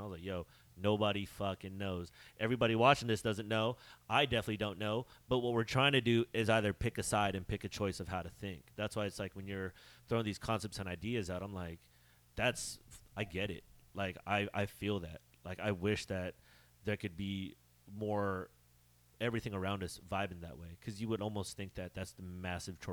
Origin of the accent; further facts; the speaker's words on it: Bay Area, California, United States; I grew up in the Bay Area